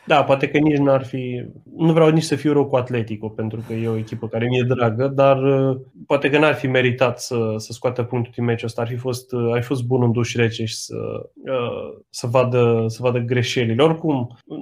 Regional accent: Romania; noi ca români

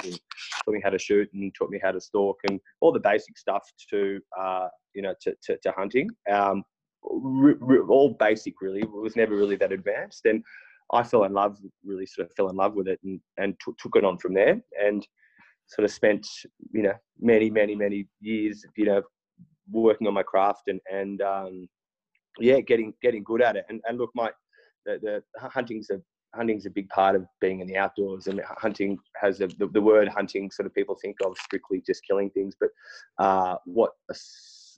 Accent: Sydney, New South Wales, Australia; also born or lived in Berrima, New South Wales; I grew up in Bondi. I'm a born and raised Bondi boy there

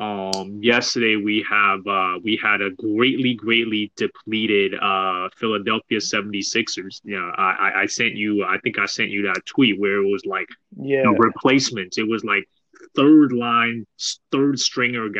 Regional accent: Canada; We're Canadian

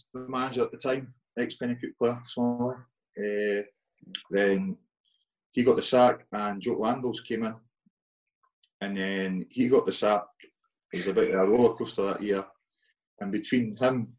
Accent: Penicuik, Scotland, United Kingdom; growing up in Pennycook

